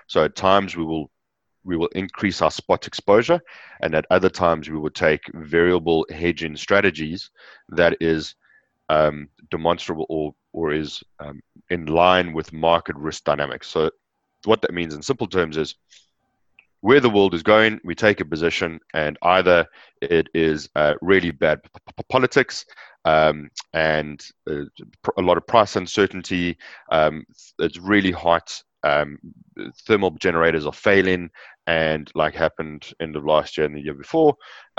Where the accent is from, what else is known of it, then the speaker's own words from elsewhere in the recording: Johannesburg, Gauteng, South Africa; moved away; also born or lived in Natal Midlands; I was born in Johannesburg in South Africa. I grew up in the south of Johannesburg on a plot of land